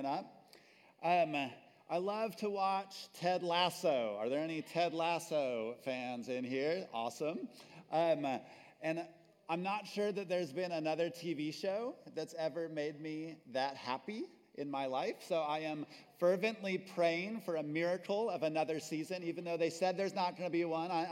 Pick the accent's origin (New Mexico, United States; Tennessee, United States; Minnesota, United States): New Mexico, United States; moved away as an adult; also born or lived in Texas; my home state of New Mexico.